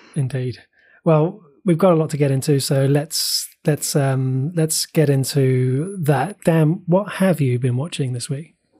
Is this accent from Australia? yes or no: no; Bristol, South West England, United Kingdom; accent: Bristol; moved away as an adult; also born or lived in West Country; I was born in Bristol and lived in the West Country for nearly twenty years